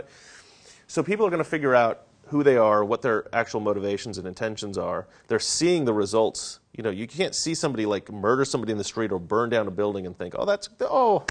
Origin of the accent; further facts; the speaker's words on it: Salem, Oregon, United States; now in Los Angeles, United States; I grew up in Oregon where there isn't a lot of black people